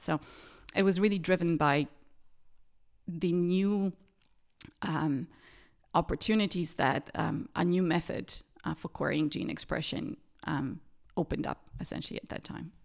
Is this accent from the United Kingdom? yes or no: no; Sofia, Sofia City, Bulgaria; moved away as an adult; also born or lived in Perugia, Italy; now in Martinsried, Germany; I grew up in Sofia in Bulgaria